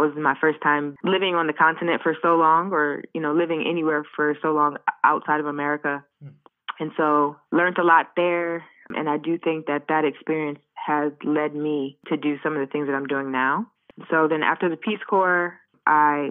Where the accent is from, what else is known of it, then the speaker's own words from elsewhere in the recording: Washington, District of Columbia, United States; also born or lived in Chicago, Illinois / Morocco / Ghana; I am from Washington, D.C. originally. I grew up both in D.C. and also Chicago